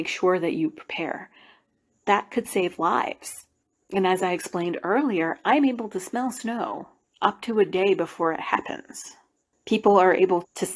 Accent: Appalachia, United States; Growing up in Appalachia

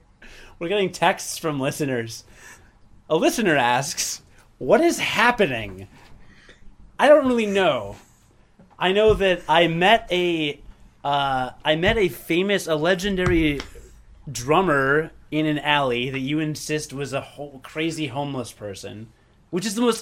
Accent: Ireland; I'm drinking Guinness, and we're Irish.

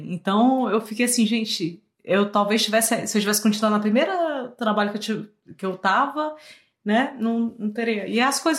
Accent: Fortaleza, Ceará, Brazil; also born or lived in Rio de Janeiro; now in Canada; Aí eu mudei de cidade, né? Saí de Fortaleza, fui pro Rio. E agora, quem vai cortar meu cabelo? E aí eu tive que testar. E daí do Rio pro Canadá

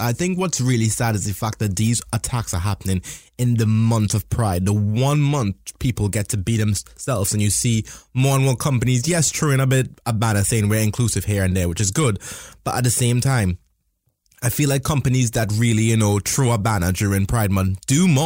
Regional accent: Trinidad & Tobago; moved away as an adult; now in United Kingdom; I was born in Trinidad and Tobago

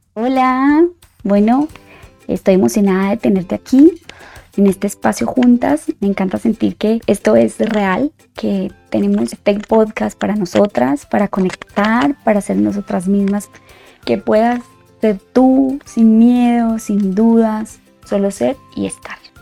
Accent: Colombia; moved away as an adult; now in Mexico City, Mexico; soy colombiana de nacimiento, y Mexicana por Decisión

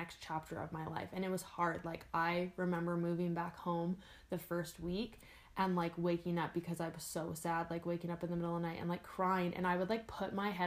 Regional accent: Campbell River, British Columbia, Canada; now in Edmonton, Canada; going back to Campbell River, it'll always be my hometown

